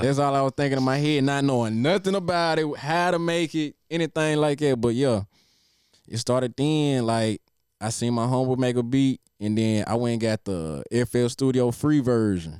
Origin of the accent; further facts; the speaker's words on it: Nashville, Tennessee, United States; growing up in Nashville